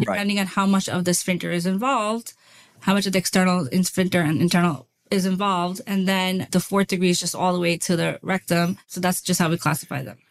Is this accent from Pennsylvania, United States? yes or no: no; New York City, New York, United States; moved away as an adult; also born or lived in North Carolina; I was born and raised in Brooklyn, New York